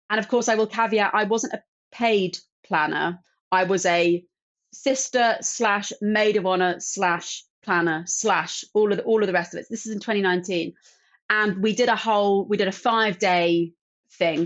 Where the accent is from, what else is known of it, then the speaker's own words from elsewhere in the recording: London, United Kingdom; growing up in London